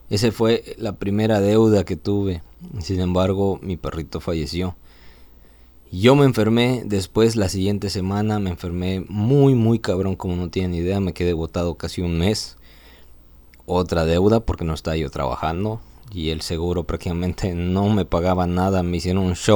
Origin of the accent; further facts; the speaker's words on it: Mérida, Yucatán, Mexico; ¿De dónde vengo? Soy originario de Mérida. He vivido aquí en Mérida